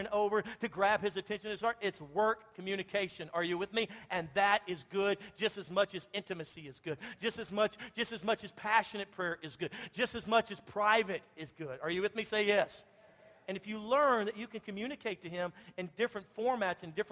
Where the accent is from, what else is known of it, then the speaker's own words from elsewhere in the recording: Louisiana, United States; I'm from Louisiana. We love to fish.